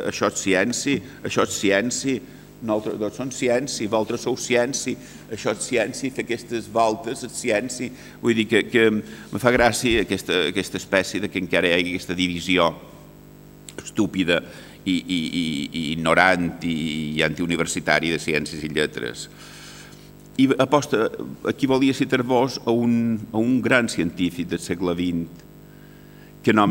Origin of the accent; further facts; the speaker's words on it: Castelló de la Plana, Valencian Community, Spain; born there; vaig néixer en el Mas d'en Sales, a Castelló de la Plana